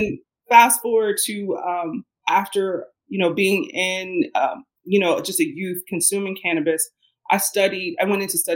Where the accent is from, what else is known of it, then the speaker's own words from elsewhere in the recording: Cincinnati, Ohio, United States; I grew up in Ohio. I grew up in Cincinnati, Ohio